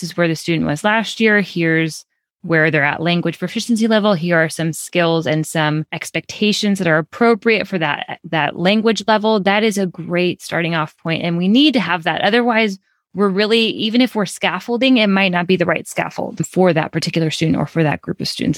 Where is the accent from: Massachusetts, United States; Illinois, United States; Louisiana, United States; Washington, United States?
Illinois, United States; Chicago; I'm from Chicago